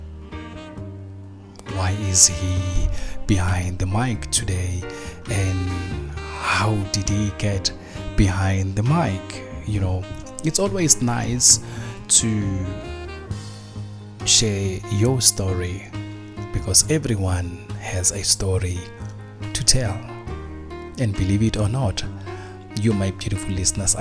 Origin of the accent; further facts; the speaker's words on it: South Africa; also born or lived in Soweto, South Africa; I was born in Soweto, but growing up, I grew up back home, the rural place